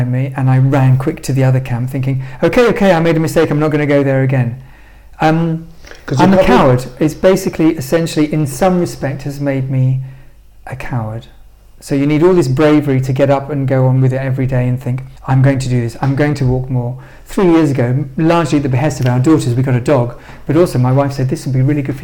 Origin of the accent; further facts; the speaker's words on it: London, United Kingdom; because I grew up in London and I love London